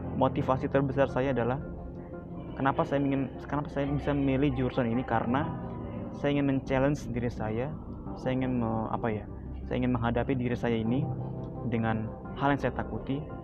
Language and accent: Indonesian; South Tangerang, Banten, Indonesia; Saya berasal dari Tangerang Selatan